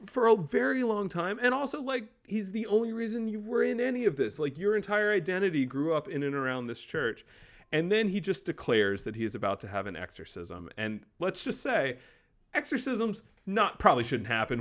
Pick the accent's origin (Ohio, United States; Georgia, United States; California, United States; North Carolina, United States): North Carolina, United States; moved away; my parents were both from New York. I was born in North Carolina. So I very much grew in, but, in, but not of the South